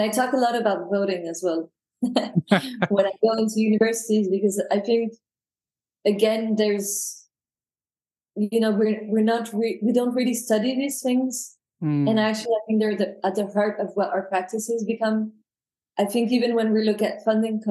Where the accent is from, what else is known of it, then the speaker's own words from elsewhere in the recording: France; accent: French; first language French; English is a second language; also born or lived in United Kingdom; now in London, United Kingdom; I was born in the UK. But obviously you can hear from my accents that my mother tongue is French. I'm never going to get rid of the accent, I think.